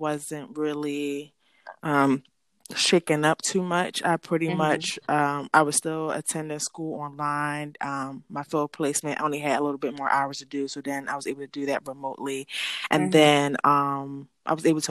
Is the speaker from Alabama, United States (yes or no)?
no; Philadelphia, Pennsylvania, United States; I'm from Philadelphia